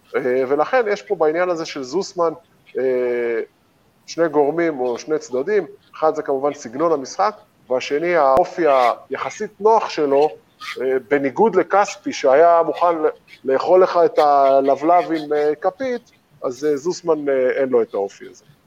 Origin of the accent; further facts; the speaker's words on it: Israel; בתור ישראלי ששיחק במכבי תל אביב שבע שנים